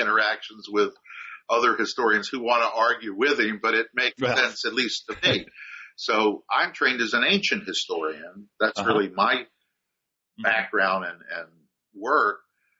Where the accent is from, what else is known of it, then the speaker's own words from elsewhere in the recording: Maryland, United States; first language German; also born or lived in Baltimore, Maryland; German was the first family language growing up, though it, and I was born in Baltimore, Maryland, grew up just outside of Washington, D.C.